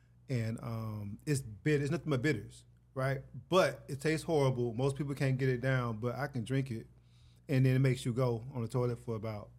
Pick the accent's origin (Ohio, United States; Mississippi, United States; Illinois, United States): Mississippi, United States; Hattiesburg; moved away as an adult; now in Los Angeles, United States; I'm from Hattiesburg, Mississippi.